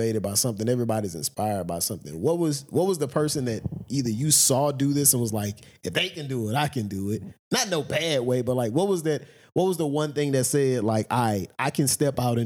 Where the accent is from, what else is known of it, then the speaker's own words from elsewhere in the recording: Vidalia, United States; I never tell people I'm from Vidalia. I love where I grew up